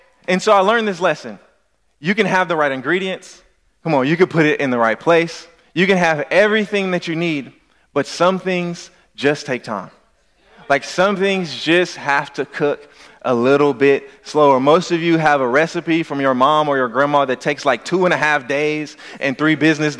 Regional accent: Louisiana, United States; I'm from Louisiana

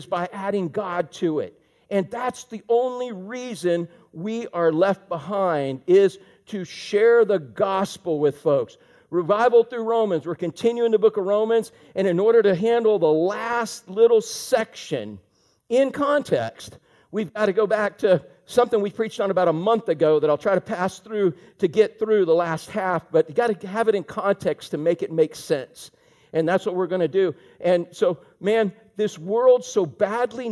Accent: Orlando, Florida, United States; I grew up in Orlando

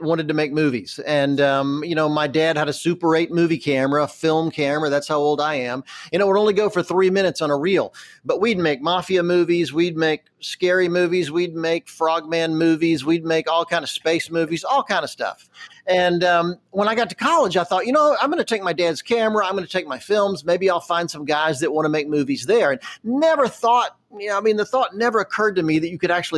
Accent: Charlotte, North Carolina, United States; I grew up in Charlotte, North Carolina, back in a much earlier time

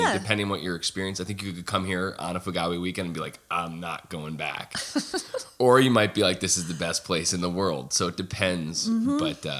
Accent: Syracuse, New York, United States; moved away; I'm from Syracuse.

